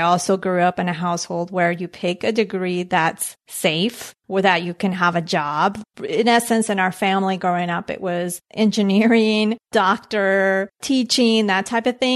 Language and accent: English; Colombia; moved away; growing up in Colombia, my parents, they had a little bit of an entrepreneurial spirit.